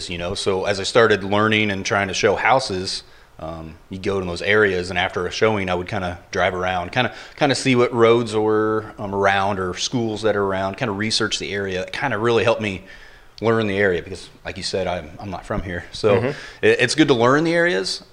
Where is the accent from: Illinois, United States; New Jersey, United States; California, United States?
Illinois, United States; Southern; moved away as an adult; now in Florida, United States; I'm from Illinois, actually, Southern Illinois